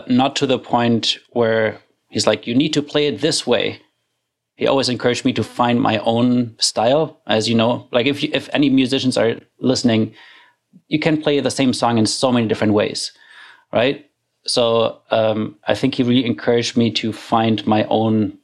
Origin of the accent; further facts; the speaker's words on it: Germany; moved away as an adult; now in Canada; I grew up in Germany